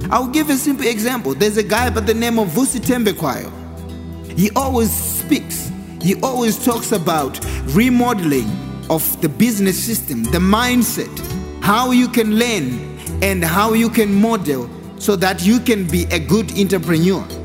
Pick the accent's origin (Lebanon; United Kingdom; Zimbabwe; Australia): Zimbabwe; Harare; I grew up in Harare, and apparently, in most townships, there's a lot of vendors.